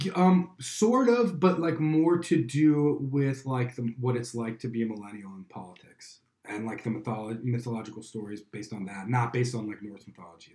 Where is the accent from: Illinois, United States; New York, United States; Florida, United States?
Illinois, United States; Chicago; I'm from Chicago